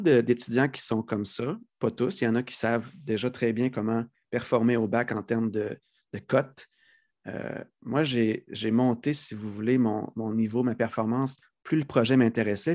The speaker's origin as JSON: {"language": "French", "town": "Lévis", "region": "Quebec", "country": "Canada", "tie": "born or raised there", "also_born_or_lived": "Lac Saint-Jean", "said": "j'ai grandi sur la rive sud de Québec, Saint-Rédempteur, qui est une petite ville qui a été absorbée dans la mégapole de Lévis."}